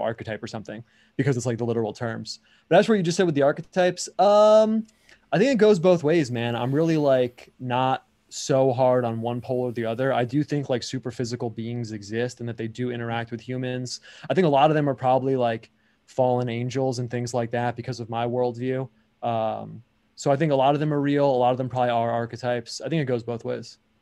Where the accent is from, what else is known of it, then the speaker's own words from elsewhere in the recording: United States; I am like American